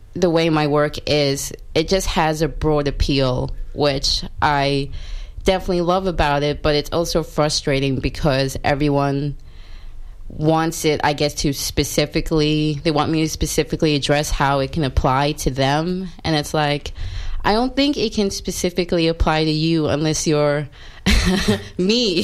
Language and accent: English; Australia; also born or lived in South Africa; now in Melbourne, Australia; I was born in South Africa and then I grew up in white rural Australia since I was young